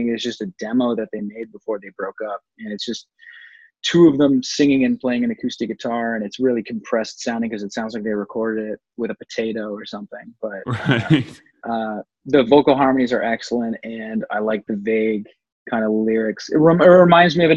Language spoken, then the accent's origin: English; Dundas, Ontario, Canada; Dundas, Ontario, Canada, God's land